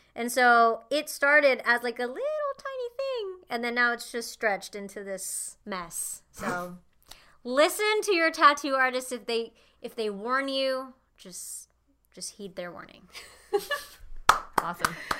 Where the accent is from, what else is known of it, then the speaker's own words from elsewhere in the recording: Indonesia; moved away as an adult; now in Los Angeles, United States; I was born and raised in Indonesia